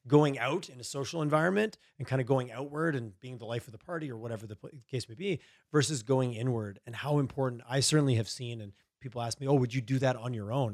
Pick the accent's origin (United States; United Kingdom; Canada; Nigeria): Canada; Montreal, Quebec; I grew up in Eastern Canada, in Montreal, Quebec area